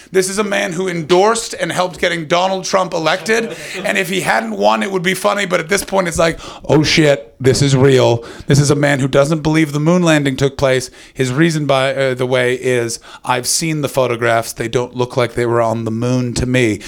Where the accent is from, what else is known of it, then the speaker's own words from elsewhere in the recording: near Chorley, North West England, United Kingdom; Near Chorley